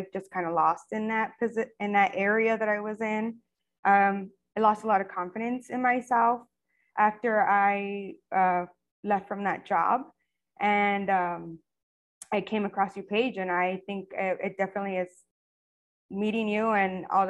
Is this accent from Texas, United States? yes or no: yes; El Paso, Texas, United States; moved away as an adult; now in Clearwater, United States; I am originally from El Paso, Texas. And I've been living here in Florida for almost 10 years.